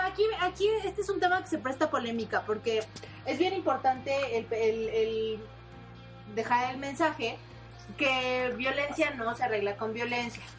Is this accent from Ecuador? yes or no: no; Mexico